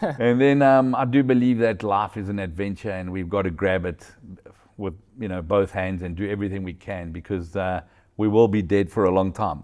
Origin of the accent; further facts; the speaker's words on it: South Africa; moved away as an adult; also born or lived in Angola; now in Portugal; I was born in South Africa, my kids were born in Angola